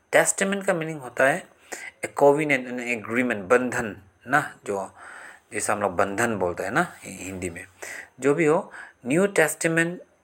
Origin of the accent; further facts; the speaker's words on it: Assam, India; मैं आसाम से बिलोंग करता हूँ